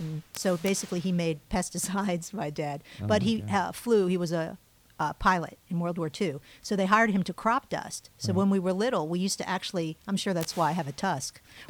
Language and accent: English; Chesapeake, Virginia, United States; moved away; I grew up in Chesapeake, Virginia.